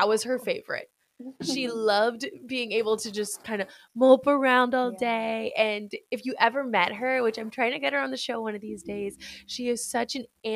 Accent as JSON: {"language": "English", "region": "East Coast", "country": "United States", "tie": "born or raised there", "also_born_or_lived": "California", "moved": "yes", "lives_now": "Florida, United States", "said": "I grew up on the East Coast"}